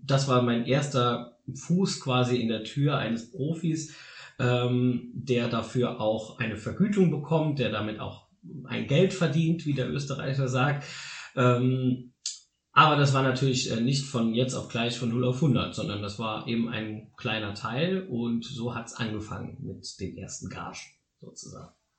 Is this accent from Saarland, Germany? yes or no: yes; Saarland, Germany; hier bei uns im Saarland